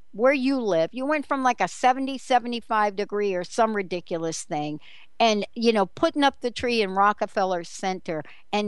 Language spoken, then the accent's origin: English; East Coast, United States; Growing up on the East Coast